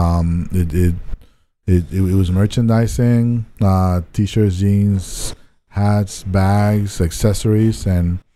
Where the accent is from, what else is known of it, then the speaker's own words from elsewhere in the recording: Panama City, Panama; English is a second language; moved away as an adult; also born or lived in Tallahassee, Florida; I was born and raised in Panama, Panama City